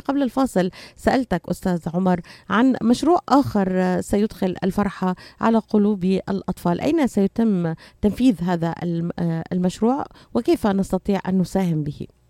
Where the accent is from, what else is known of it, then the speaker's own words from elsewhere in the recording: Syria; moved away; من سوريا، بعرف من، من بلدي